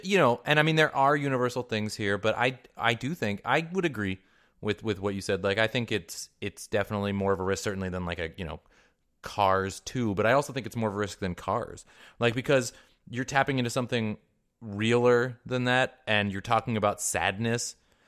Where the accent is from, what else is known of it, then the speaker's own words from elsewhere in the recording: Mercer Island, Washington, United States; Yeah, I mean, I grew up in Mercer Island, Washington.